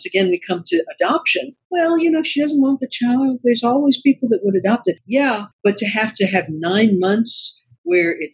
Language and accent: English; the South, United States; I'm from the South and I love the South